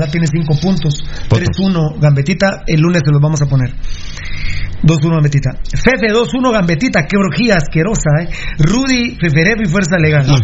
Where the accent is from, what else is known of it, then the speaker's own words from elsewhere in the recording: Guatemala; somos chapines, ¿verdad? Ya siendo guatemalteco